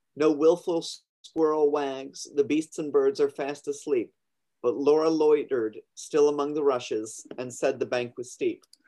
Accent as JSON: {"language": "English", "area": "Long Island", "region": "New York", "country": "United States", "lives_now": "Brooklyn, United States", "said": "I'm originally from Long Island. I live. I'm calling in from Brooklyn, New York."}